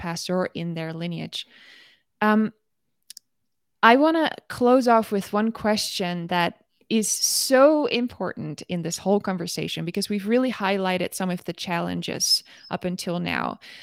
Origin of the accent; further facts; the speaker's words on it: Netherlands; moved away as an adult; now in United States; coming here as a Dutch woman.